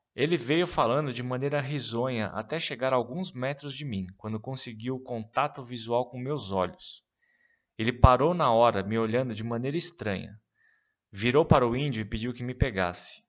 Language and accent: Portuguese; São Paulo, Brazil; no Ipiranga, bairro onde cresci e morei até então